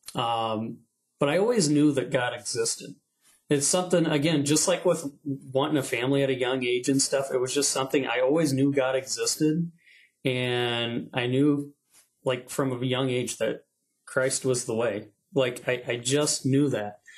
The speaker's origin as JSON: {"language": "English", "town": "South Bend", "region": "Indiana", "country": "United States", "tie": "born or raised there", "said": "I was born in South Bend, Indiana."}